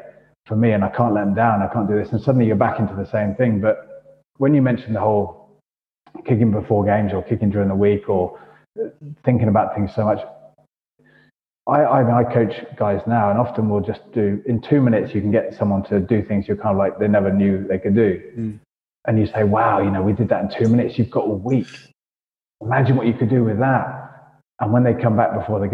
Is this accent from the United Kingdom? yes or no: yes; United Kingdom; moved away as an adult; also born or lived in Toulon, France; being British